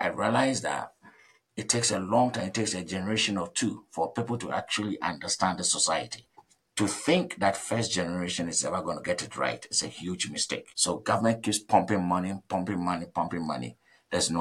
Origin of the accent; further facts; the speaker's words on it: Ghana; moved away as an adult; I'm coming from Ghana, and I know how our society works.